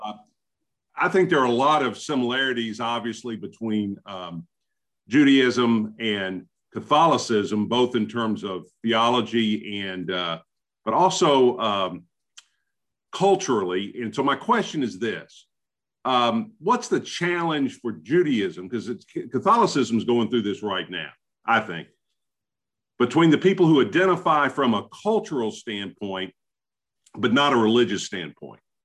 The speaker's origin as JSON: {"language": "English", "town": "Memphis", "region": "Tennessee", "country": "United States", "tie": "born or raised there", "said": "I, as a native Memphian"}